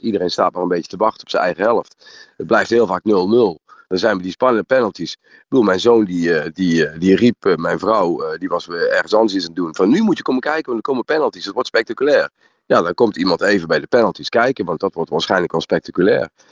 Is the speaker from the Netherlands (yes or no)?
yes; Netherlands; als Nederlander